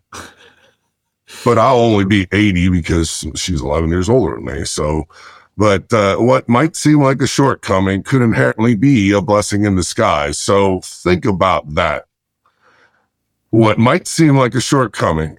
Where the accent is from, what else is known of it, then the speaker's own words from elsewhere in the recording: Lancaster County, Pennsylvania, United States; moved away as an adult; also born or lived in Chicago, Illinois / Florida; I'm originally from Chicago, and went to, uh, Pennsylvania and did middle school, high school and college